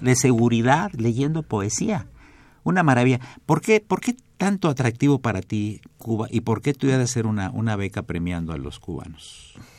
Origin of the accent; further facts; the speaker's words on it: Mexico; nacimos aquí, somos mexicanos